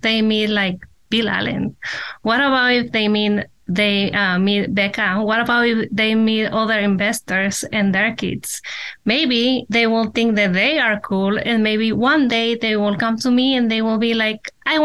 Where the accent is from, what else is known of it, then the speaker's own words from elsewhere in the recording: Mexico; now in United States; me and Omar, we were born in Mexico. We grew up there. We came here. Our parents brought us here